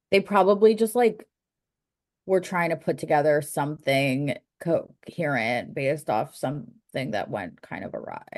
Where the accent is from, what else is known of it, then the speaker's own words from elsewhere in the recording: United States; being an American